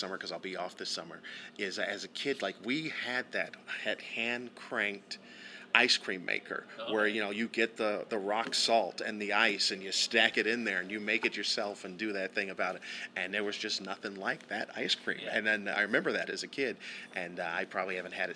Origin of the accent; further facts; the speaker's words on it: Southern California, United States; growing up in Southern California, there's also the Mexican food influence as well